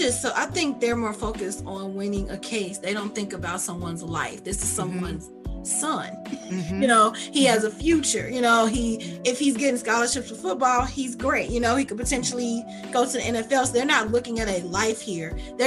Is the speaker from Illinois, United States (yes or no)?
yes; Chicago, Illinois, United States; now in Lafayette, United States; I'm from Chicago.